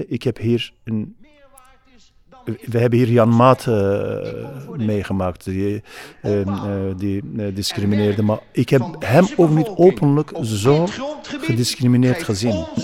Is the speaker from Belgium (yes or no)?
no; Turkey; Dutch is a second language; now in Netherlands; omdat ik uit Turkije kwam